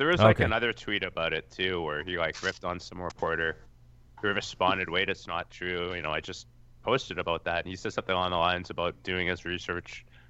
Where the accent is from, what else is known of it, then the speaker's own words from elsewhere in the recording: Canada; I'm Canadian, so that works.